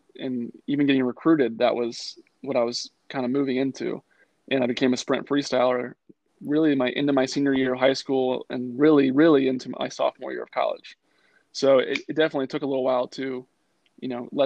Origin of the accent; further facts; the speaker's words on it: Charlotte, North Carolina, United States; in North Carolina, where I grew up in Charlotte, summer league is like super, super important